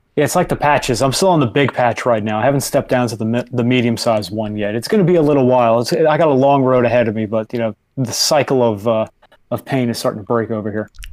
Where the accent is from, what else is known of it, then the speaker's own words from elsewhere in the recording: New York, United States; I'm a New Yorker and I love my New York environment